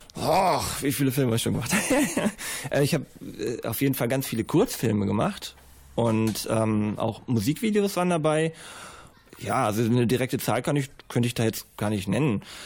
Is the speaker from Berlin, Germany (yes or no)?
no; Bielefeld, North Rhine-Westphalia, Germany; Ich komme aus Bielefeld und bin Regisseur und Kameramann